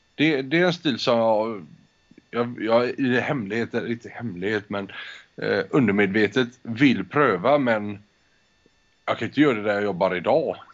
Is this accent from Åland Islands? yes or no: no; Spain; jag föddes i Spanien. Min mor är svensk, min far är spansk